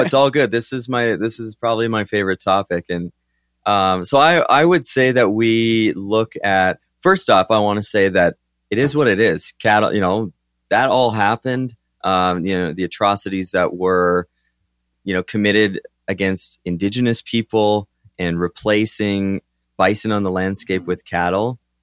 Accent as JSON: {"language": "English", "region": "southern Alberta", "country": "Canada", "said": "I'm from Alberta, Canada, so southern Alberta."}